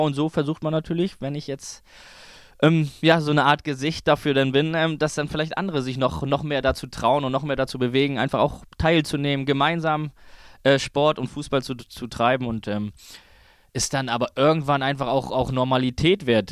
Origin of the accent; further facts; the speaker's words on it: Kiel, Schleswig-Holstein, Germany; in Kiel, meine Heimat